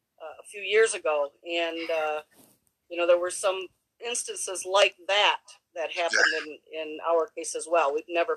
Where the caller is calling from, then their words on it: Michigan, United States; I am in the Upper Peninsula of Michigan.